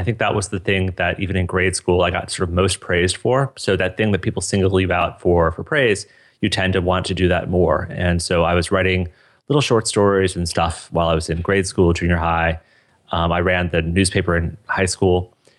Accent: Boulder, Colorado, United States; So I grew up in Boulder, Colorado. I went to Fairview High School, just like you did.

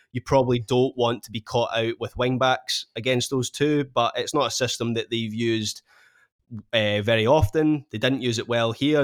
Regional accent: Scotland, United Kingdom; being a Scot

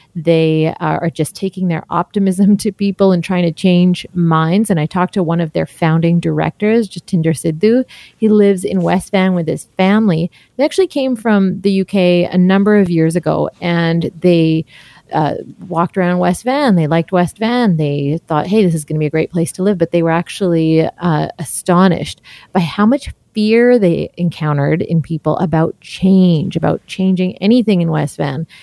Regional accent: Surrey, British Columbia, Canada; I was born and raised in Surrey

